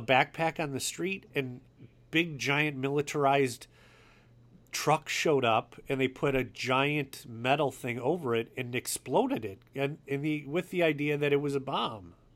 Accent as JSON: {"language": "English", "region": "Wisconsin", "country": "United States", "said": "I'm from Wisconsin."}